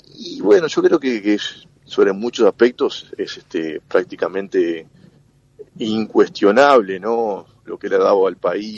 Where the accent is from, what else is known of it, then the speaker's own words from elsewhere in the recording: Uruguay; also born or lived in Montevideo; los uruguayos